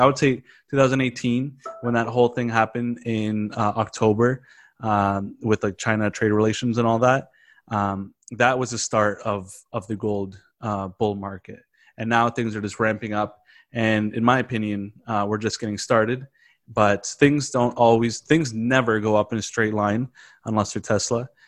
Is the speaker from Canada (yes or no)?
yes; Canada; as a Canadian